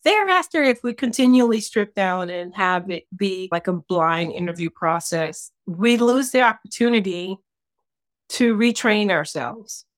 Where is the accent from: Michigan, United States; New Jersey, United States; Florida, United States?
Michigan, United States; Detroit; I grew up in Detroit, Michigan in the sixties and seventies.